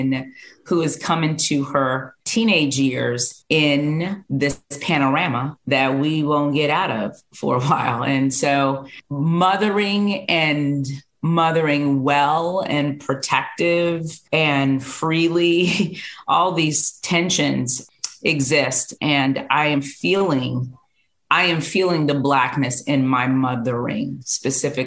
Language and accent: English; Freeport, Bahamas; now in Charlotte, United States; I'm from Freeport, Bahamas. I live in Charlotte, North Carolina with my family.